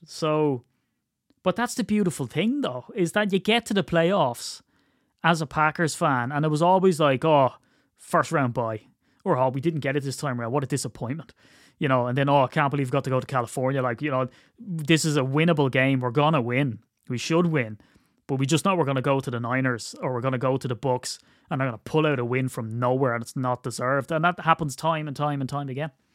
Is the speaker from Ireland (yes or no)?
yes; Ireland; I'm Irish